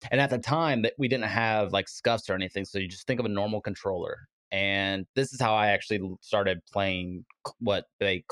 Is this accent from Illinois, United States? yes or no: yes; Cicero, Illinois, United States; also born or lived in Chicago, Illinois; now in Florida, United States; originally, I was born in Chicago, Illinois. Shout out to my homies up there in a little town called Cicero